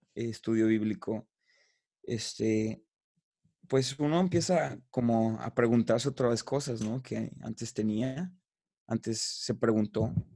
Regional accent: Guadalajara, Jalisco, Mexico; yo soy originario de la ciudad de Guadalajara, soy tapatío

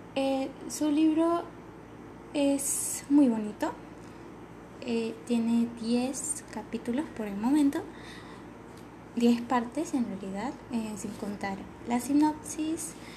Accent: Venezuela; accent: venezolano; Yo sé que somos venezolanos y que nosotros vamos a hablar así

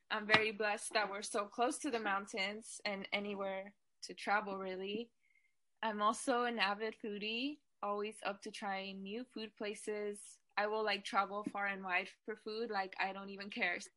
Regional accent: Fresno, California, United States; also born or lived in Bakersfield; I was born in Bakersfield, but I was raised in Fresno, California for most of my life.

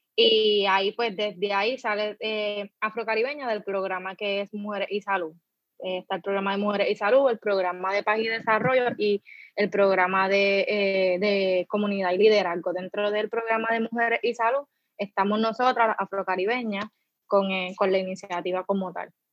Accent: Loíza, Puerto Rico; soy de Loiza

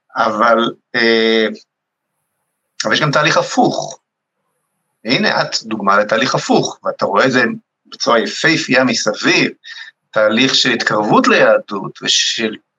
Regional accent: Rehovot, Central District, Israel; שגדלתי בבית, בבית משותף ברחובות

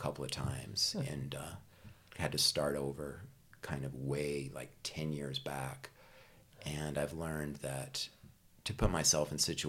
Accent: Vernal, Utah, United States; I grew up in Vernal, Utah, and wonderful little small town

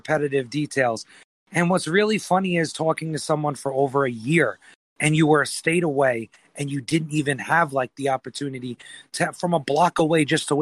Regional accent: New York, United States; I'm from New York

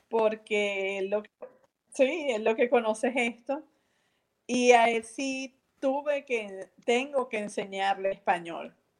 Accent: San Diego, Carabobo, Venezuela; also born or lived in Valencia, Venezuela; yo originalmente soy de Valencia, Valencia, o sea, la ciudad, pero muy pequeña, como de 10 años, 11 años, estoy en San Diego, en la Esmeralda.

